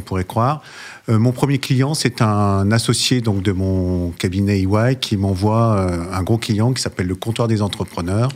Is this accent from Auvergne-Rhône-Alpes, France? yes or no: yes; Lyon, Auvergne-Rhône-Alpes, France; moved away; also born or lived in Paris; je me suis installé au départ à Lyon d'ailleurs, puisque c'était ma ville natale